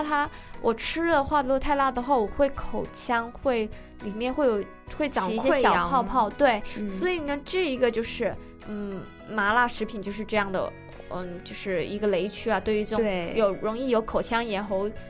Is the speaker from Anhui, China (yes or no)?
no; Guangdong, China; now in United States; 我还好，我广东人，然后其实吃的并不是很辣，